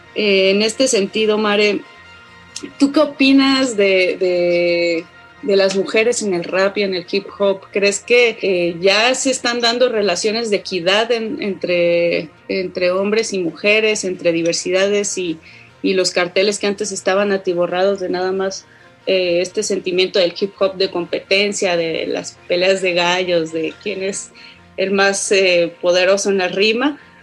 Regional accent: Oaxaca, Mexico; soy de Oaxaca, pero de, de ya de la ciudad de Oaxaca

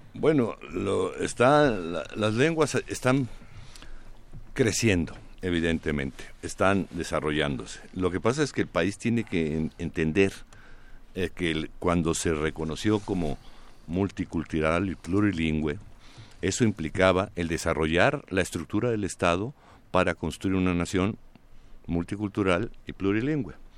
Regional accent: Mexico; ¿Qué somos los demás mexicanos?

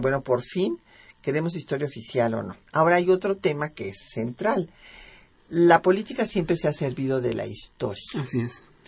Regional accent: Mexico

